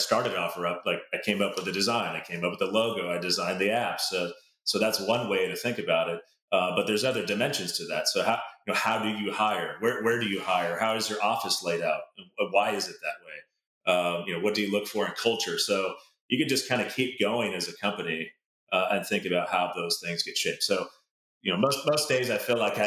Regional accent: a suburb south of Seattle, Washington, United States; I grew up in a suburb about 20 minutes south of Seattle

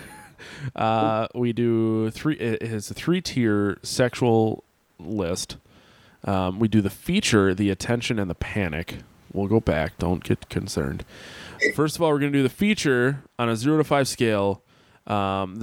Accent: Sheboygan, Wisconsin, United States; moved away; But they have like thick Polish accents. And I have some, you can tell that I'm from there

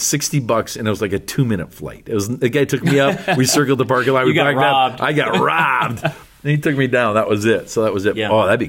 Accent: Canada; As a Canadian

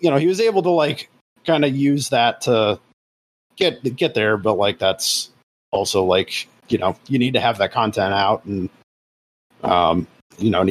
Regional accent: United States; I am an American

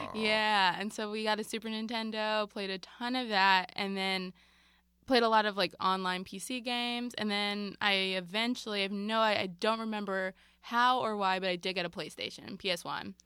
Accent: Marlton, New Jersey, United States; I grew up in South Jersey in a town called Marlton

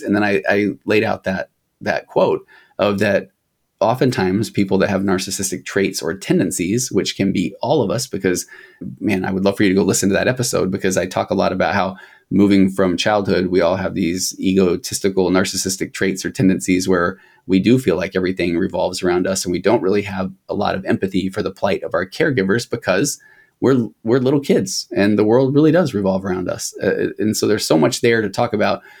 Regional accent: United States; I'm an American

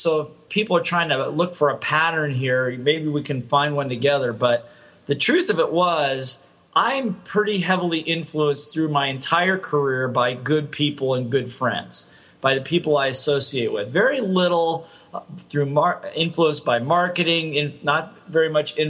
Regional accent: Ohio, United States; moved away as an adult; also born or lived in Hawaii; I grew up in the Midwest in Ohio State

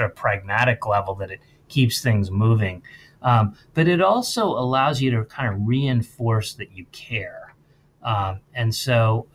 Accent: Princeton, New Jersey, United States; I grew up in Princeton also in an affluent town

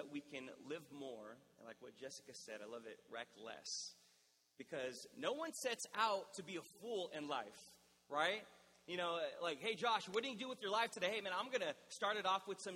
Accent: National City, California, United States; I did a ministry internship at the church that I grew up in National City

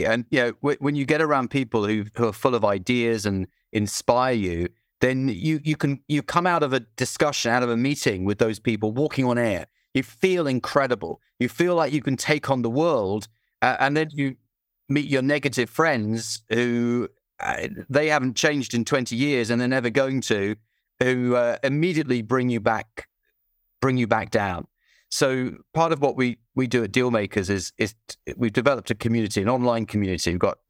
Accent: United Kingdom; Oh, I don't swear. No, I'm British.

